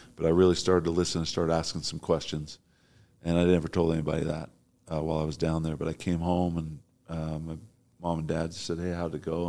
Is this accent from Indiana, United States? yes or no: no; Provo, Utah, United States; I'm from Provo. I kinda know the lay of the land